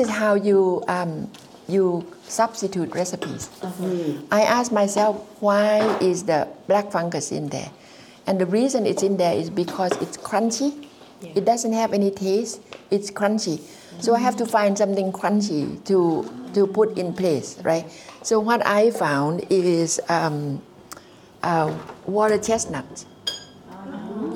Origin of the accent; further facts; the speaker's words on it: Nan, Thailand; also born or lived in Alaska; now in Castlemaine, Australia; I have really fallen in love with my hometown for the first time in my 70s